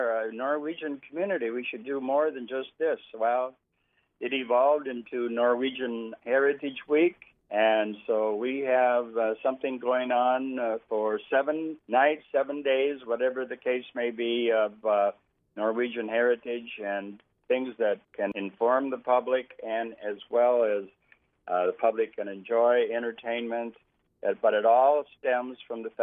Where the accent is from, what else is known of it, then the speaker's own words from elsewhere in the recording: Roseau, Minnesota, United States; now in Thief River Falls, United States; we're both from Roseau. You know, that's a great town to be from. Great place to live and to grow up